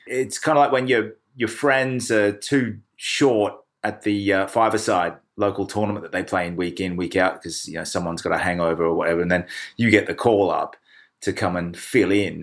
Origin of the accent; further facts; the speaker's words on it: Australia; now in Kent, United Kingdom; being Australian